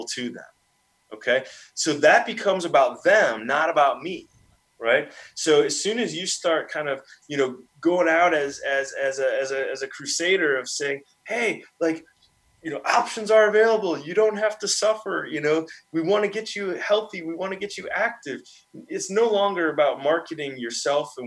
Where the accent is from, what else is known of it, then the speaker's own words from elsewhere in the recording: Milwaukee, Wisconsin, United States; moved away; my hometown, Milwaukee